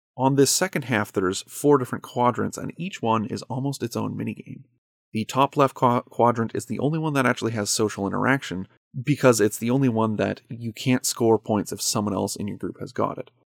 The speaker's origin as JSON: {"language": "English", "country": "Canada", "said": "I'm a Canadian"}